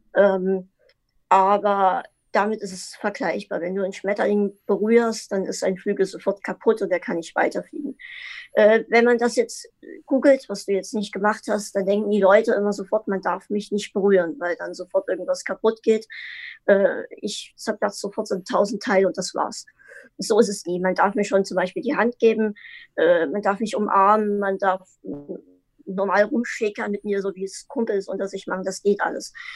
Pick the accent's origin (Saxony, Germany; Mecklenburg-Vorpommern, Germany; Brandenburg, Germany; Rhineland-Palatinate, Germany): Saxony, Germany; Dresden; Ich, ich komme aus Dresden, äh, Sachsen.